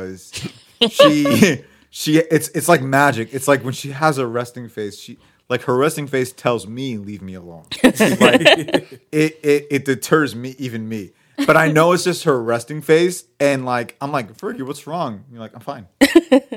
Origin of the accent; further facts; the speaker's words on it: Massachusetts, United States; I'm from Massachusetts.